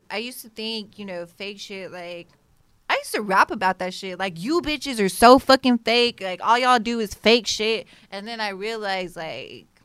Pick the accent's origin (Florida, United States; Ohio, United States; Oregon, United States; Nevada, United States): Nevada, United States; Las Vegas; now in Houston, United States; I moved here from Vegas.